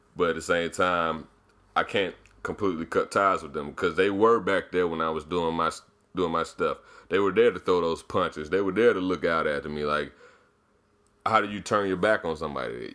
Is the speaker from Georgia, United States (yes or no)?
yes; Decatur, Georgia, United States; I grew up in Decatur.